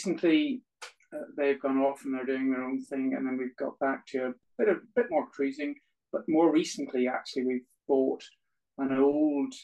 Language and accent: English; Belfast, Northern Ireland, United Kingdom; moved away as an adult; now in Strangford Lough, United Kingdom; born and grown up in Belfast